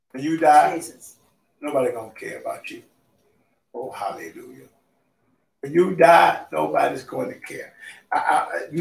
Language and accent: English; Mississippi, United States; I grew up in Mississippi, there was 82 counties